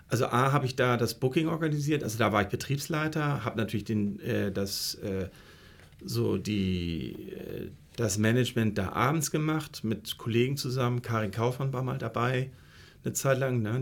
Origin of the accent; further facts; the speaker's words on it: Flensburg, Schleswig-Holstein, Germany; moved away as an adult; now in Hamburg, Germany; Ich komme eigentlich aus Flensburg, habe da Abitur gemacht.